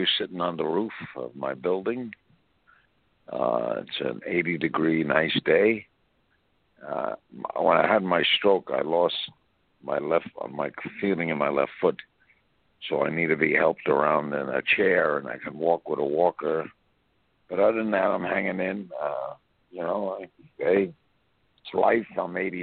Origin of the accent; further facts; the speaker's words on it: New York City, New York, United States; After my father died, I moved from Bedford Stuy to Bensonhurst